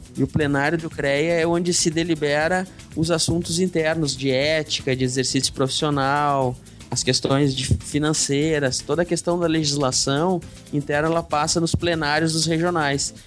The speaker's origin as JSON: {"language": "Portuguese", "town": "Porto Alegre", "region": "Rio Grande do Sul", "country": "Brazil", "moved": "as an adult", "said": "eu sou, sou de Porto Alegre, saí de Porto Alegre, vim morar no, no interior do estado"}